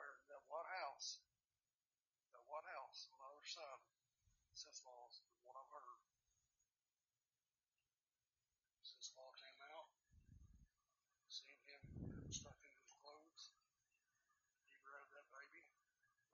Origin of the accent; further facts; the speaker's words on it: Kingsport, Tennessee, United States; my hometown, Kingsport